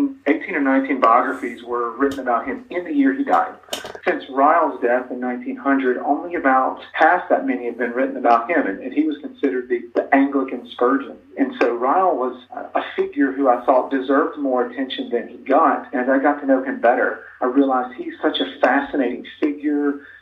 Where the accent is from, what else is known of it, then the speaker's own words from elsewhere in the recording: Jackson, Mississippi, United States; moved away; I grew up in Jackson, Mississippi, went to Mississippi State University.